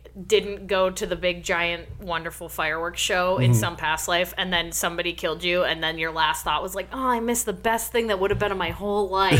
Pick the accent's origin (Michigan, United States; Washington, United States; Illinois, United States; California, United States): Michigan, United States; East Lansing; So I moved to East Lansing, Michigan just before 7th grade. And I had moved probably 5 or 6 schools before then.